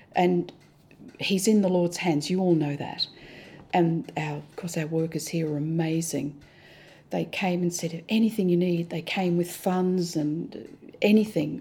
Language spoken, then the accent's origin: English; Australia; moved away as an adult; now in Hong Kong; We're Australian, we're privileged. I thank God for our Australian privileges.